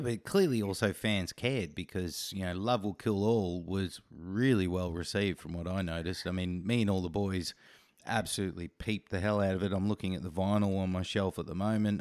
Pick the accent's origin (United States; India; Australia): Australia; as an Australian